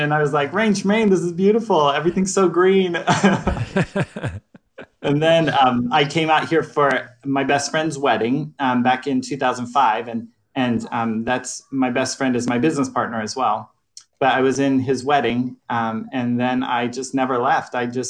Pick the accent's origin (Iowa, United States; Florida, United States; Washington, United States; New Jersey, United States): Florida, United States; born there; now in Hillsboro, United States; I was born in Florida and military family, so we bounced around a lot. But majority on the East Coast